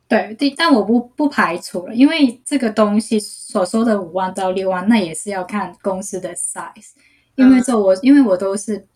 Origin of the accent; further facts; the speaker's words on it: Hong Kong; Chinese is a second language; moved away; also born or lived in New York; 我是来自香港的，所以要是我的普通话没有说得很标准的话，就请大家体谅一下